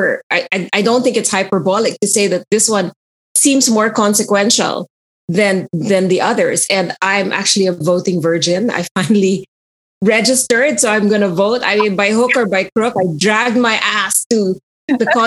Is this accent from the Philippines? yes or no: yes; Philippines; now in United Kingdom; I'm in the UK. I'm a Filipino expat